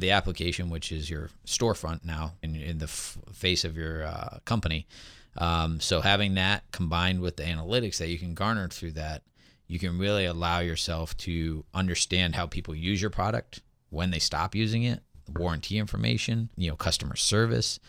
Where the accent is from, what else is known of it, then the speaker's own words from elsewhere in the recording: West Hartford, Connecticut, United States; born and raised in West Hartford, Connecticut